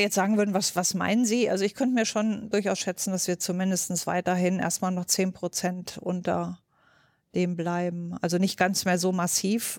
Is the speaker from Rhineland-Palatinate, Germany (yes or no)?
no; North Hesse, Germany; moved away; also born or lived in Berlin; bin gebürtige Nordhessin